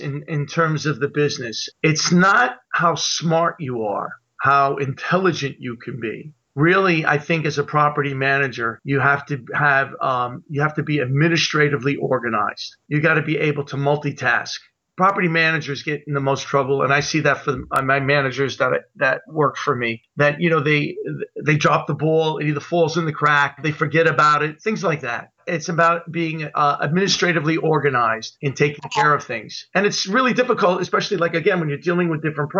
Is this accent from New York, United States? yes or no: yes; New York, United States; now in Milford, United States; growing up in New York, at one point I was trying to be an actor in New York